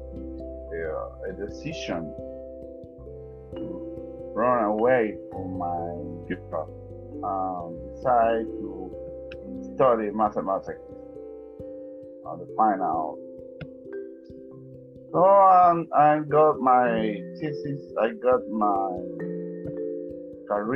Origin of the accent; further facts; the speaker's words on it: Santiago de Veraguas, Veraguas, Panama; English is a second language; also born or lived in Panama City, Panama; I was born in Panama City, August 1966. And I studied and I grew up in Santiago